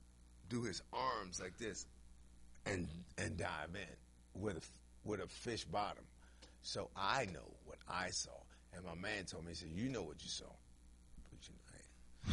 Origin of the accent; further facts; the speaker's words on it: Washington, District of Columbia, United States; I'm from Washington, D.C.